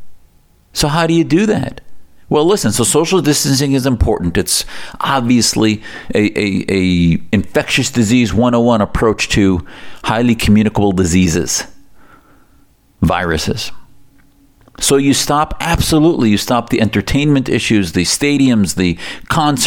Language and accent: English; United States; as an American who sees my country